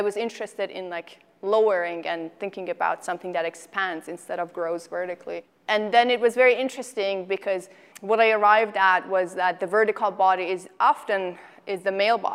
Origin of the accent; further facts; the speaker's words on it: Iran; moved away as an adult; also born or lived in Chicago; now in Tucson, United States; I was born and raised in Iran, and I finished my undergraduate at the University of Tehran